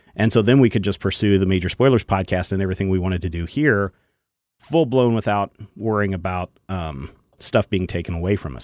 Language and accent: English; Kansas, United States; we're all from Kansas